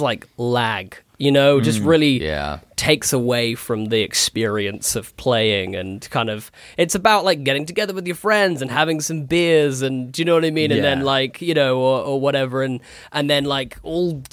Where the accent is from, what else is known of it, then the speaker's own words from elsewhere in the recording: Horsham, South East England, United Kingdom; moved away; also born or lived in Brighton / Manchester; I'm from Horsham.